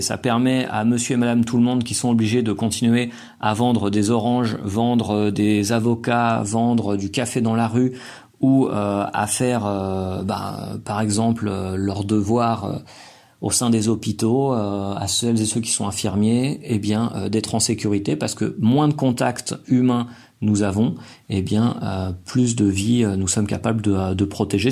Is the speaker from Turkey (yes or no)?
no; France; now in Colombia; j'ai acheté des aliments que moi je cuisine en tant que Français, qui collent avec ma culture